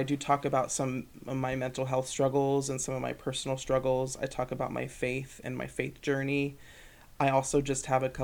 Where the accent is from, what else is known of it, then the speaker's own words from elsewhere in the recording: Dayton, Ohio, United States; moved away as an adult; now in Grand Rapids, United States; one in Dayton, my hometown in Ohio